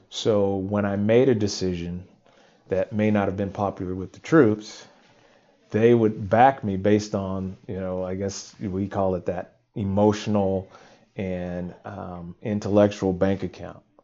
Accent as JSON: {"language": "English", "region": "California", "country": "United States", "tie": "born or raised there", "said": "being born and raised in California"}